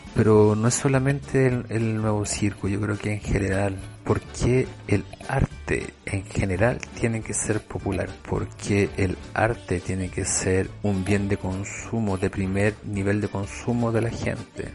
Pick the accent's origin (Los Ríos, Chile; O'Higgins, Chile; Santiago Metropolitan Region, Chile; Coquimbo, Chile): O'Higgins, Chile; Rancagua; Yo soy de Rancagua y siempre era un hito cuando llegaba un circo a mi ciudad